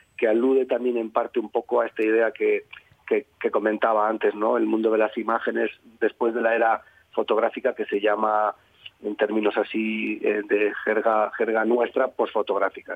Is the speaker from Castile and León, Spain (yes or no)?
no; Durango, Basque Country, Spain; yo nací en Durango, que eso está en la provincia de Vizcaya